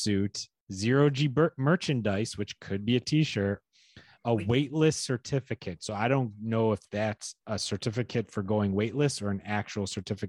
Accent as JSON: {"language": "English", "region": "upstate New York", "country": "United States"}